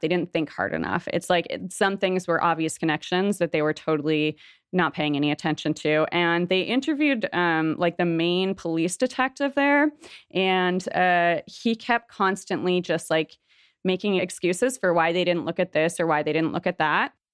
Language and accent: English; Toronto, Ontario, Canada; moved away as an adult; now in Montreal, Canada; I'm, like, mostly from Toronto. I lived in Toronto for most of my life